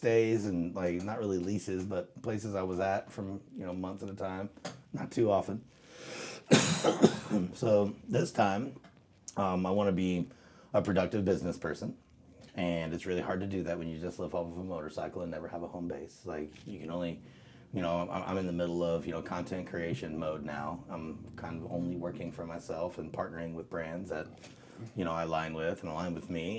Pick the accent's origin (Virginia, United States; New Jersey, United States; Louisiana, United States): Louisiana, United States; South; moved away; also born or lived in South Mississippi / Tennessee; I was born in South Mississippi and raised in South Louisiana.